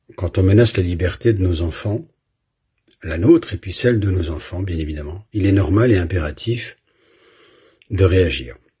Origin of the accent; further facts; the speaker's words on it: Belgium; j'ai grandi en Belgique